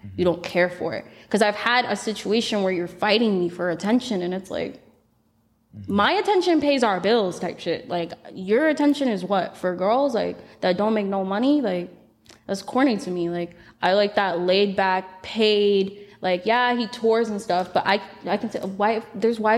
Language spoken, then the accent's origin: English; Florida, United States; I'm from Florida